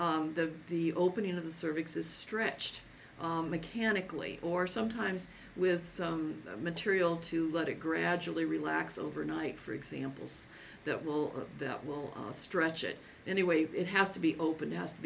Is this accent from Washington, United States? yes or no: yes; Seattle, Washington, United States; this is my hometown area